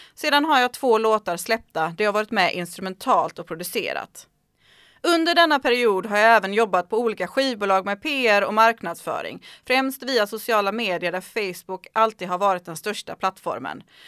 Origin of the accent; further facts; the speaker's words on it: Sweden; Hemma i Sverige